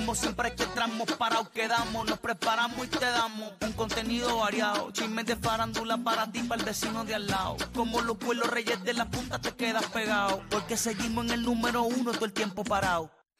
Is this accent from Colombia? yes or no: no; Puerto Rico; Yo nací en PR. En PFR. Aquí nací. La isla bendita.